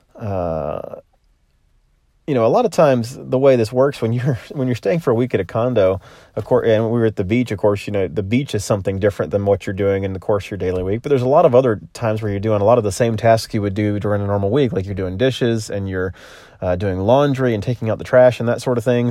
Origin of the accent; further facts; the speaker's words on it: Florida, United States; also born or lived in Middle Tennessee; now in Nashville, United States; my home state of Florida